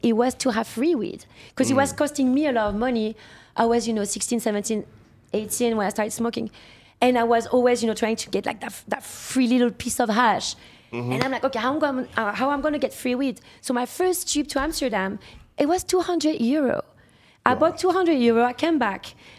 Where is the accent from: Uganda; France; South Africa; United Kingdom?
France; moved away as an adult; So, obviously, I'm from France. I was born here. Mm-hmm. I was raised there. I came back here when I was 19, and I never left.